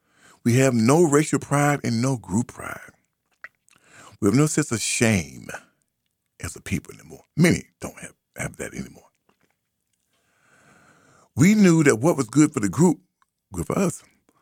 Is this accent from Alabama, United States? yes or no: yes; Birmingham, Alabama, United States; now in Boston, United States; We came from Birmingham up here to Boston, 63.